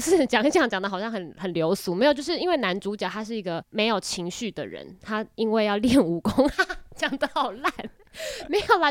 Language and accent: Chinese; Taiwan; accent: Taiwanese accent; 习惯于像我们这种不是正统普通话的腔调，就是我们这种台湾腔